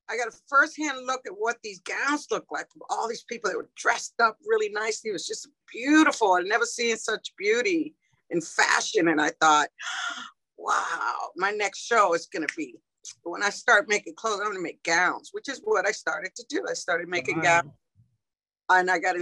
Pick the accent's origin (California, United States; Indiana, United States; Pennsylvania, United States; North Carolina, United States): California, United States; moved away as an adult; now in New Orleans, United States; I'm from California. I was living in California at the time